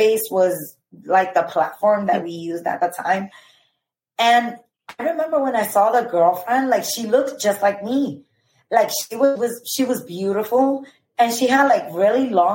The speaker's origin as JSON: {"language": "English", "country": "Dominican Republic", "said": "I'm from the Dominican Republic"}